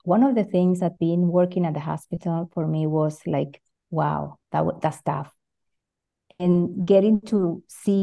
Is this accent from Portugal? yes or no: no; Venezuela; moved away as an adult; now in Switzerland; I'm 100% Latina. I was born in Venezuela. Now I'm actually living in Switzerland